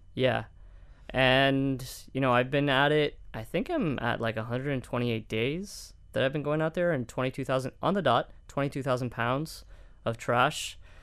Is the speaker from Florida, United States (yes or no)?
yes; Miami, Florida, United States; also born or lived in Coral Gables; born and raised in Miami